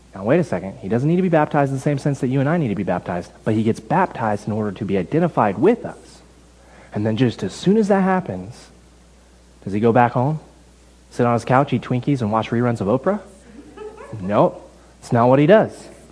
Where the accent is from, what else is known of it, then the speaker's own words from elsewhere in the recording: Texas, United States; now in Canada; I'm from Texas